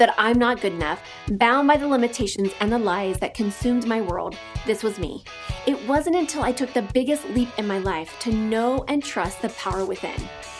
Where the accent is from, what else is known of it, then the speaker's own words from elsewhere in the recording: Kansas, United States; accent: Kansas twang; I'm from Kansas. I'm going to do my little Kansas twang.